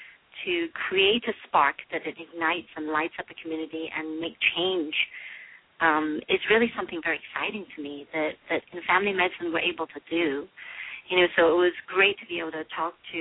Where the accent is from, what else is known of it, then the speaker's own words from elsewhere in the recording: Liverpool, North West England, United Kingdom; moved away as an adult; also born or lived in London, United Kingdom / Michigan, United States; now in Detroit, United States; originally I'm from England. I was born in Liverpool, and I went to medical school in London